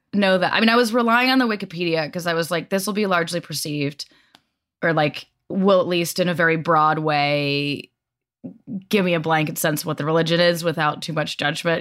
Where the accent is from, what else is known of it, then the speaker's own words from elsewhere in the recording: the West, United States; I'm from the West